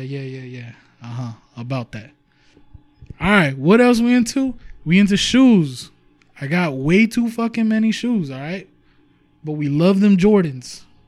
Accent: Huntington Park, California, United States; we are from Huntington Park, California

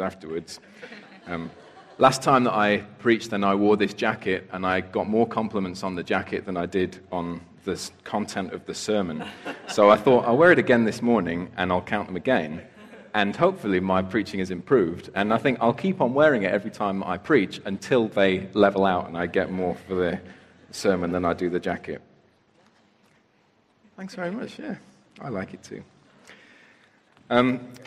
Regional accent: United Kingdom; I'm British

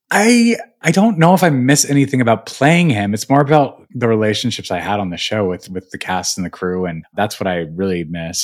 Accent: Albuquerque, New Mexico, United States; moved away; also born or lived in Missoula, Montana; I was born in Missoula, but then raised in Albuquerque. So I, we, I moved at okay. the age of one to Albuquerque, or we moved around a little bit, but I was basically raised in Albuquerque

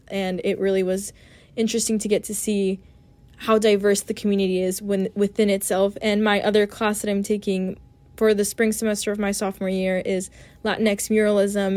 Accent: Orange County, California, United States; I'm originally from Orange County, California

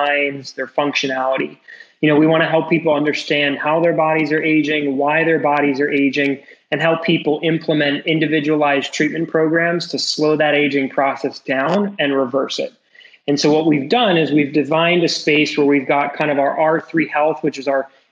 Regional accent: New York City, New York, United States; moved away as an adult; also born or lived in Connecticut; now in South Florida, United States; I'm born and raised in New York City

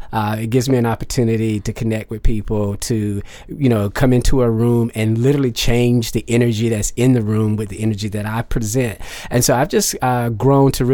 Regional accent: Garner, North Carolina, United States; I'm from a little town called Garner, North Carolina. I grew up there

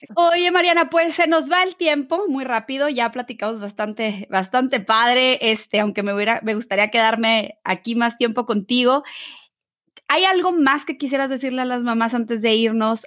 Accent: Mexico; tú y yo que somos mexicanas

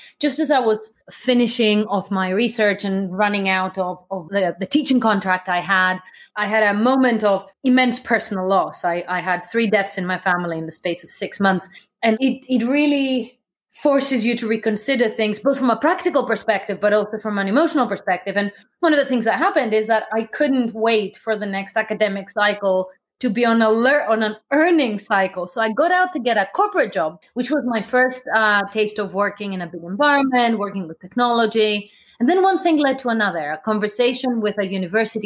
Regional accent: Athens, Attica, Greece; moved away; I grew up in Athens

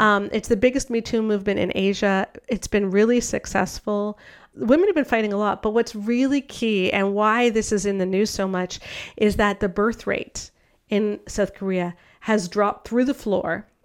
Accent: Canada; I'm Canadian

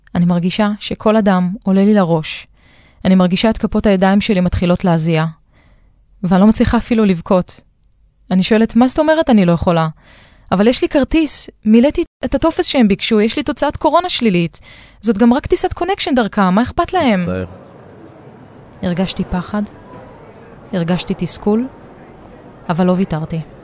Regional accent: Israel; נלחמתי לצאת מהמדינה שלי שמלאה בהגבלות של חופש ותנועה

